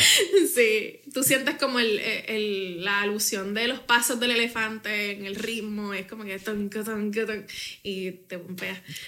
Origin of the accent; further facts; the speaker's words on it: Bayamón, Puerto Rico; Yo viví eso en Bayamón